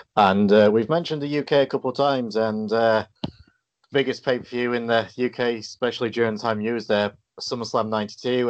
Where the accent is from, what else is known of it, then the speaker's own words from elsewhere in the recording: England, United Kingdom; I'm English